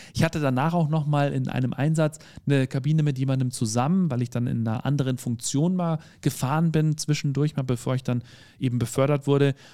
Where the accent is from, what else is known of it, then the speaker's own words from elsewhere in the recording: Bavaria, Germany; ich bin ja aus Bayern